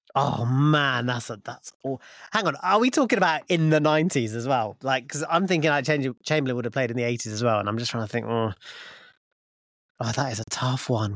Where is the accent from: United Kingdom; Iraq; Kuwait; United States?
United Kingdom; Luton, East of England; when I was growing up in Luton